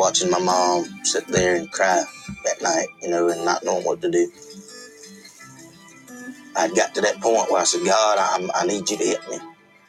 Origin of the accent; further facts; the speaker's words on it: McIntosh, Alabama, United States; I'm from McIntosh, Alabama.